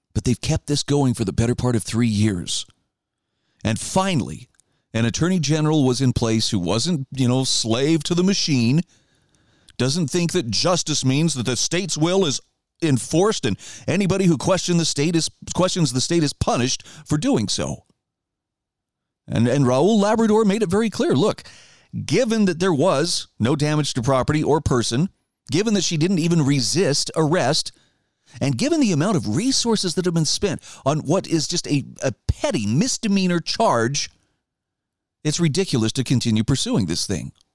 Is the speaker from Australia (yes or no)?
no; Idaho, United States; my home state of Idaho